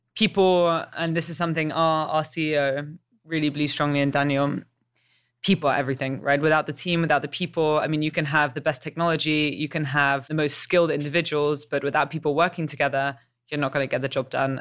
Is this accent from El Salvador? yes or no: no; England, United Kingdom; moved away as an adult; also born or lived in Chicago / San Francisco / New York; I've got a bit of an accent. Uh, I'm English